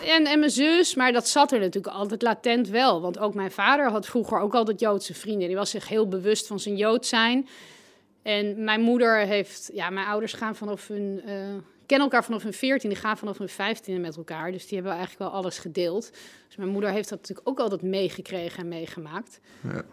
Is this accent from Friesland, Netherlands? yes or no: no; Amstelveen, North Holland, Netherlands; ik groeide op in Amstelveen